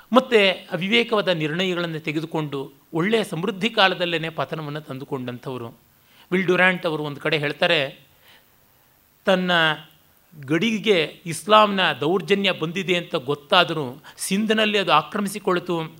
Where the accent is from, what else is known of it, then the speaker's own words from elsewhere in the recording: Kannadiga, Karnataka, India; ನಾನು ಕನ್ನಡಿಗ ವರ್ಣ ಬ್ರಾಹ್ಮಣ ಅಂತಂತಾರೆ ದೇಶ ರ ಭಾರತೀಯ